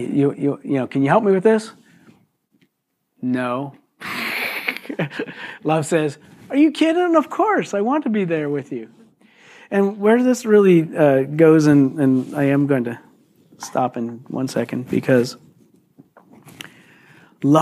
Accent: Philadelphia, Pennsylvania, United States; moved away; I was born and raised in Philly

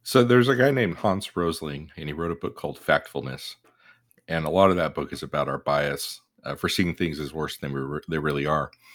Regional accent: United States; we're American. We live the U S

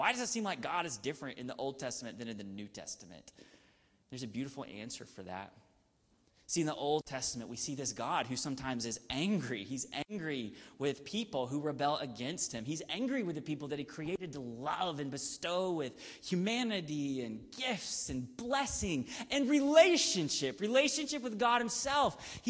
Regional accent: the South, United States; I grew up in the South

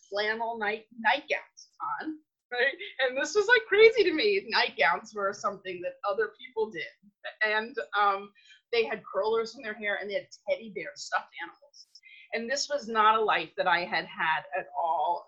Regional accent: New York City, New York, United States; now in Redondo Beach, United States; I am born and raised in New York City some 50 something years ago

